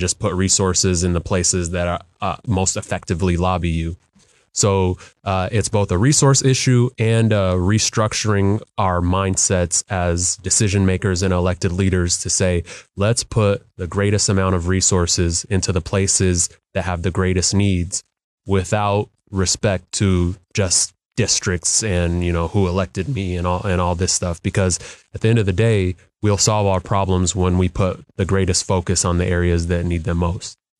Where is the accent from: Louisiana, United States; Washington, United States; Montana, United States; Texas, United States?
Washington, United States; Skyway; the lives of my brother and sister were when we lived in Skyway